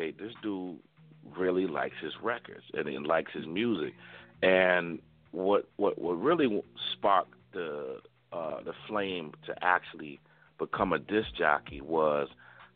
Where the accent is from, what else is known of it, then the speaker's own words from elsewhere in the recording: Waterbury, Connecticut, United States; born and raised in Waterbury, Connecticut